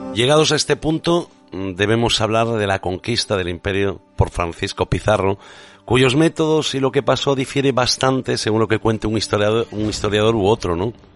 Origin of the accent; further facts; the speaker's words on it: Spain; Como español